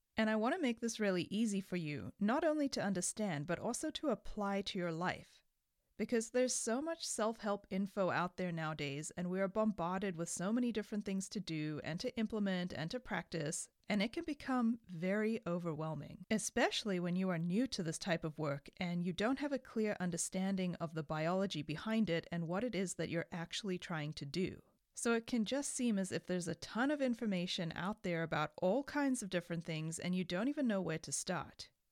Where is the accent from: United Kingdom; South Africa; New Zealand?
South Africa; moved away; I grew up in South Africa